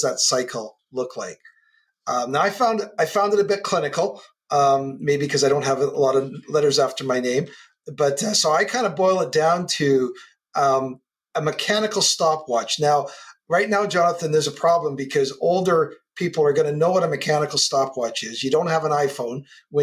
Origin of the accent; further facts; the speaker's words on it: Canada; I'm a Canadian kid on the West Coast